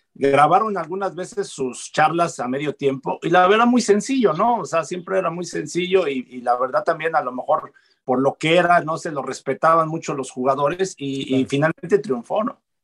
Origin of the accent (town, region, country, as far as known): Mexico